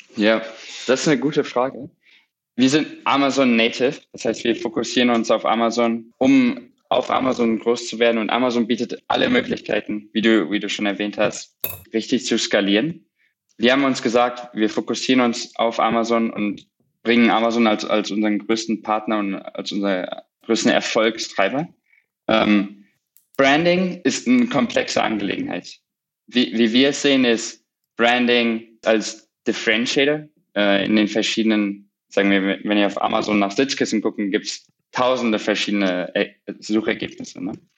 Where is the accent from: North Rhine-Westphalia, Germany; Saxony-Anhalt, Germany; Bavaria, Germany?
North Rhine-Westphalia, Germany; Borken; moved away as an adult; also born or lived in Cambridge, England; now in New York, United States; ich komme aus einem kleinen Dorf im Münsterland, Borken, ungefähr, sag ich mal, 45 Minuten von Münster entfernt